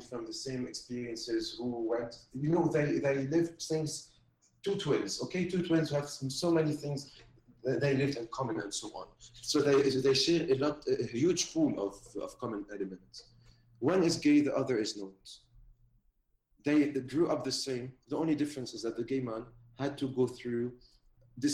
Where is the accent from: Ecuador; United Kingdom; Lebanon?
Lebanon; I'm Lebanese, I come from Lebanon